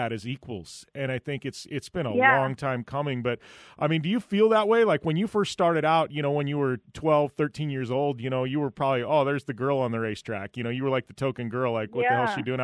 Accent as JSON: {"language": "English", "town": "Parker", "country": "United States", "tie": "born or raised there", "said": "my hometown here in Parker."}